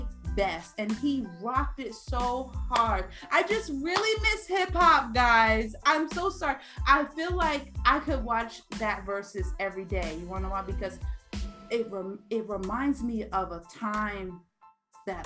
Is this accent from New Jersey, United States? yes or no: yes; New Jersey, United States; because I'm from Jersey